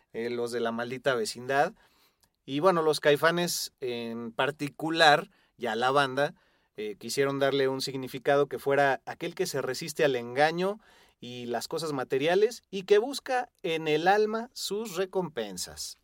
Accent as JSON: {"language": "Spanish", "country": "Mexico", "said": "todos los que somos eh, mexicanos"}